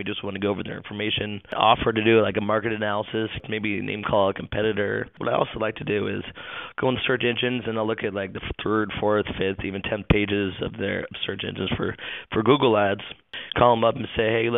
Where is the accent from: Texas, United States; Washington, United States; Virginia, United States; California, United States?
Washington, United States; Seattle; moved away as an adult; now in Maitland, United States; I'm originally actually from the Seattle, Washington area, went to school up there, and then moved down here after college